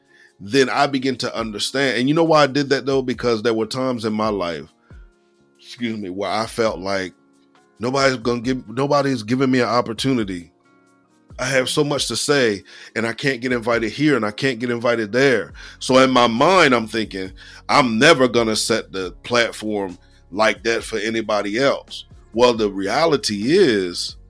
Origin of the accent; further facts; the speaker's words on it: Lower Slower Delaware, United States; I'm from Lower Slower Delaware